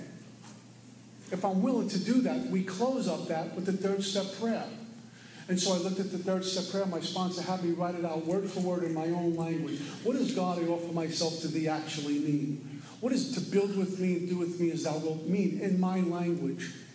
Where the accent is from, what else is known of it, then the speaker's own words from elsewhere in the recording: New York City, New York, United States; moved away; also born or lived in Florida; I was born and raised in Brooklyn.